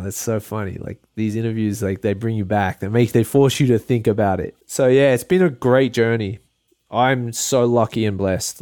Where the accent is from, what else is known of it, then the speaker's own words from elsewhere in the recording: Port Macquarie, New South Wales, Australia; now in Hawaii, United States; I'm from Port Macquarie, and it's a small town